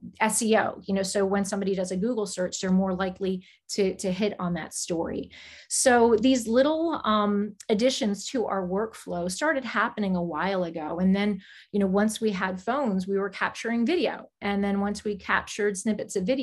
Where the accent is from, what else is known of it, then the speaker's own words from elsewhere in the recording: South Florida, United States; also born or lived in New Jersey; my parents relocated to South Florida, and that's where I went to school